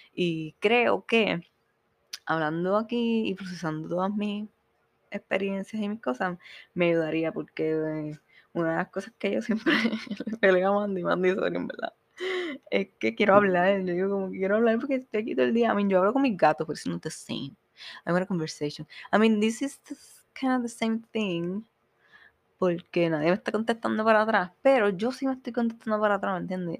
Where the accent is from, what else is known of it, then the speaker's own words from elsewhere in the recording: Puerto Rico; moved away as an adult; now in Miami, United States; como puertorriqueños tenemos